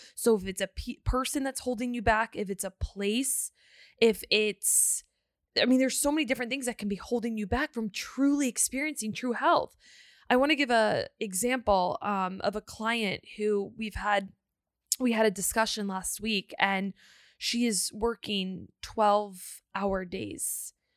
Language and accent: English; Northern Virginia, United States; moved away as an adult; now in Texas, United States; We moved from Virginia to Texas